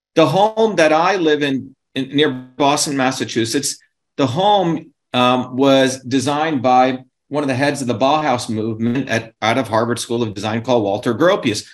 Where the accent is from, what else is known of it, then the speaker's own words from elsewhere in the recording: India; now in United States; where I grew up in India in our village